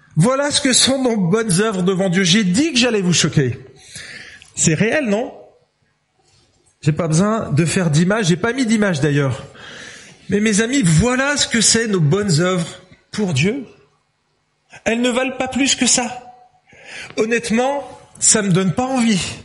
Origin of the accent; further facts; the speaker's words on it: Lyon, Auvergne-Rhône-Alpes, France; je suis lyonnais